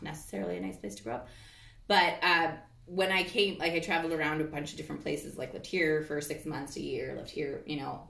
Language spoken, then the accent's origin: English; Port Alberni, British Columbia, Canada; now in Kootenays, Canada; I grew up in Port Alberni.